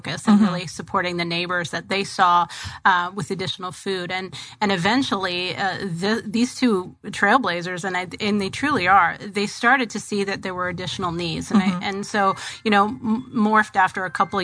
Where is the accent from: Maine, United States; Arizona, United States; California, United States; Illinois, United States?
Arizona, United States; Tempe; moved away as an adult; also born or lived in Colorado; I'm from Tempe. Grew up in Tempe, graduated from McClintock High School in 1982.